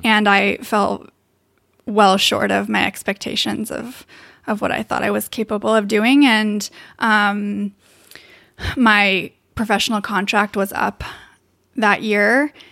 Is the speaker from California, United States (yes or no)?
yes; Davis, California, United States; I am from Davis, California